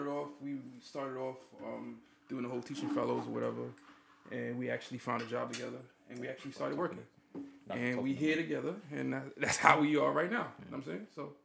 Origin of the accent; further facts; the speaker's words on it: New York City, New York, United States; now in Queens, United States; I'm from Brooklyn